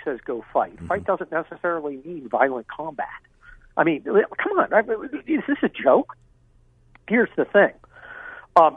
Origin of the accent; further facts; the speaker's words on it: Los Angeles, California, United States; I'm from Los Angeles